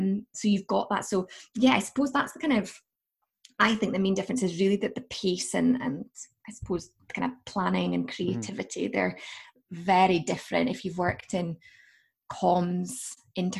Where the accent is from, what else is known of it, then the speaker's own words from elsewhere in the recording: Aberdeen, Scotland, United Kingdom; moved away as an adult; also born or lived in Liverpool; now in Aberdeen, United Kingdom; living in Aberdeenshire, growing up in Aberdeenshire